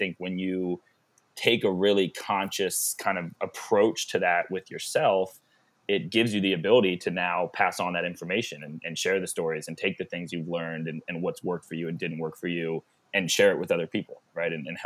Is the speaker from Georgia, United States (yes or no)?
yes; Georgia, United States; moved away; I grew up in Georgia football culture